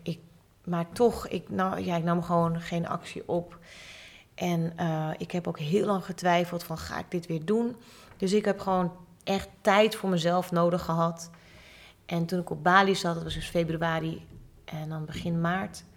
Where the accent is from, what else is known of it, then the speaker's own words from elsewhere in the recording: Hoorn, North Holland, Netherlands; ik ben ook geboren in Horen